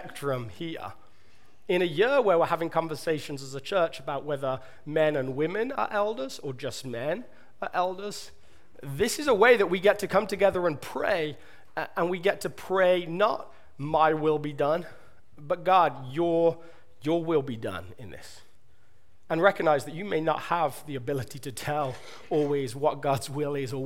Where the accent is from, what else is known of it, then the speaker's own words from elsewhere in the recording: England, United Kingdom; accent: southern British; moved away; my British accent, my southern British that you all love so much